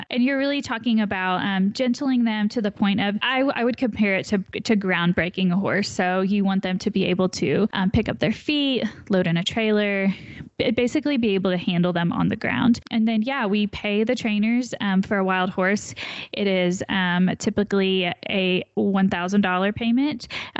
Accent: Indiana, United States; moved away; I am originally from Indiana.

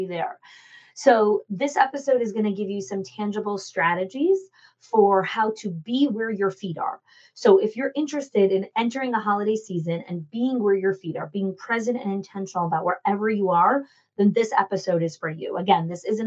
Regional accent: New Jersey, United States; I grew up in Jersey.

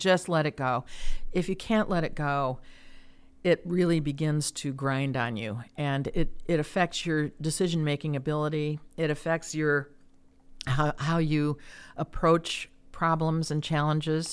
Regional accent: Chicago, Illinois, United States; moved away as an adult; also born or lived in Kansas / Iowa City, Iowa; now in Cedar Rapids, United States; I'm from the Chicago area

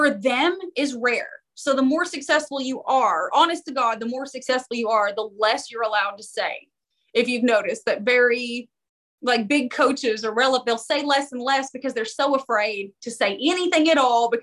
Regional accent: Knoxville, Tennessee, United States; Knoxville. This is my hometown

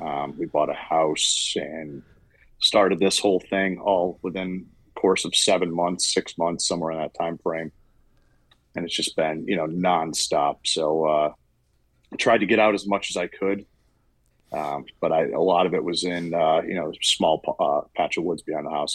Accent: Massachusetts, United States; moved away as an adult; now in Hopewell Junction, United States; I'm from Massachusetts

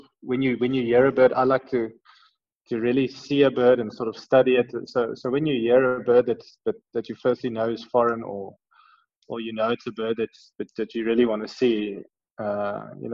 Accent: Pretoria, Gauteng, South Africa; I grew up in Pretoria. I went to Menlo Park. I went to school in Menlo Park.

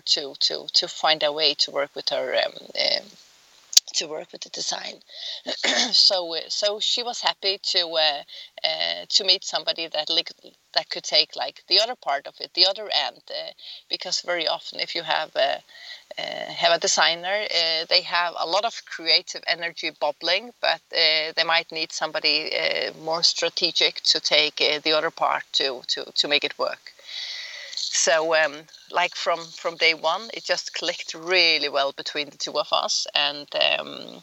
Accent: Faroe Islands; moved away; We grew up on the Faroe Islands

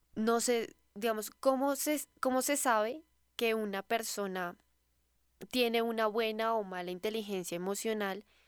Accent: Colombia; muy de los colombianos, pero nosotros tenemos como esa maña

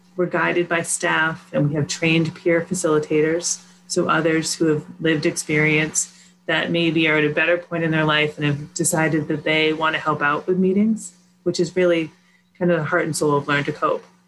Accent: Sudbury, Massachusetts, United States; I grew up in Sudbury, Mass

